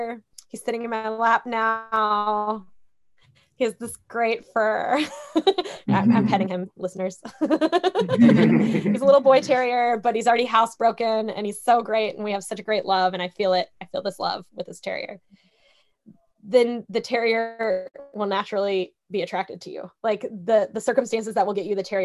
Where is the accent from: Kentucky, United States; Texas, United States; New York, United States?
Kentucky, United States; I'm from Kentucky